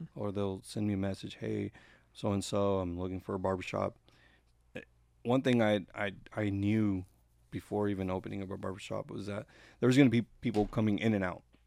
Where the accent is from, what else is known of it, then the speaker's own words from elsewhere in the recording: Gainesville, Georgia, United States; Where I grew up, I grew up here in Gainesville.